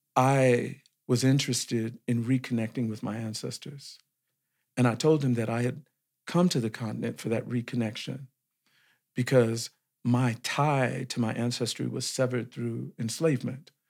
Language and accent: English; Compton, California, United States; moved away as an adult; also born or lived in Senegal; my family, we were all living in a city in Los Angeles called Compton